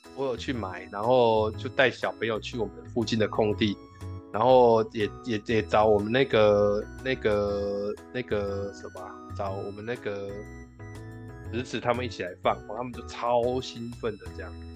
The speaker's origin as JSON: {"language": "Chinese", "region": "Tainan", "country": "Taiwan", "also_born_or_lived": "Guishan, Taoyuan", "moved": "yes", "lives_now": "Taoyuan, Taiwan", "said": "我回台南，因为我们家是吃素的，然后我们家离市场都有很远的距离，所以我们那边是比较偏僻，所以相对起来不是属于那种比较市集的地方，年味就比较淡"}